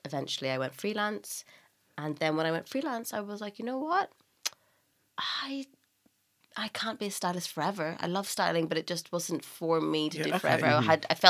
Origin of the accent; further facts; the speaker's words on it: Northern Ireland, United Kingdom; also born or lived in Scotland / New York; So I am Irish. I grew up in Northern Ireland. I went to university in Scotland.